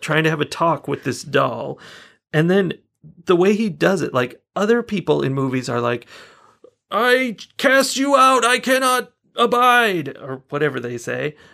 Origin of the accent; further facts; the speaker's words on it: California, United States; I'm from California